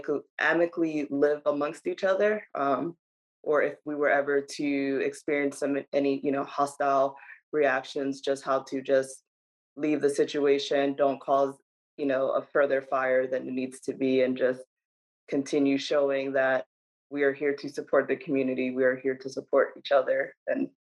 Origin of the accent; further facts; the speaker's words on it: New Jersey, United States; also born or lived in Dominican Republic; I'm originally from Dominican Republic, but state-wise, I'm from New Jersey.